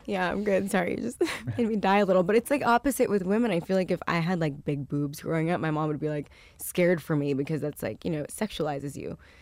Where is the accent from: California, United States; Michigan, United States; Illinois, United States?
California, United States; Westlake Village; he was my neighbor growing up in Westlake Village